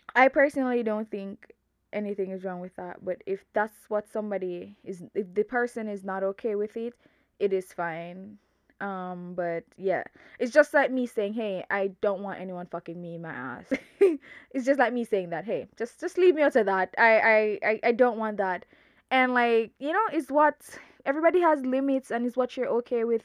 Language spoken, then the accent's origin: English; Jamaica; I'm super Jamaican. I'm super Jamaican